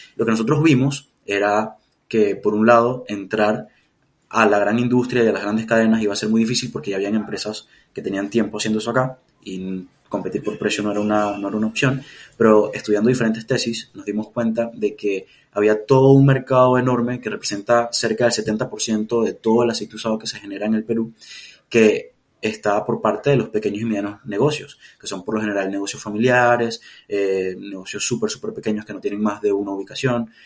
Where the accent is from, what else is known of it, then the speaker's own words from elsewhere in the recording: Mérida, Venezuela; moved away; also born or lived in Valencia, Venezuela; yo nací en Mérida, que es como la sierra en Venezuela, pero estaba viviendo en, Valencia